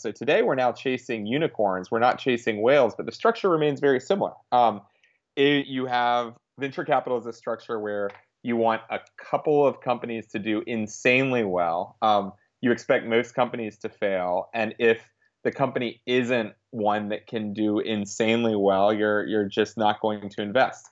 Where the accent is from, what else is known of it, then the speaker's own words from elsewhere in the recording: the South, United States; I grew up in the South